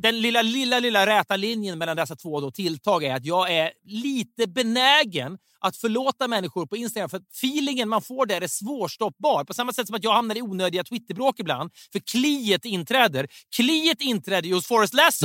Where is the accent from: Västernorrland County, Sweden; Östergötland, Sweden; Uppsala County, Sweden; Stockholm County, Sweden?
Västernorrland County, Sweden; Sundsvall; jag kommer ju från Sundsvall